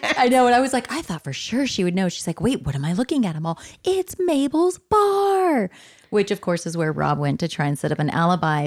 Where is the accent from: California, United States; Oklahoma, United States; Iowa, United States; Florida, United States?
California, United States; San Diego area; these places are in my hometown already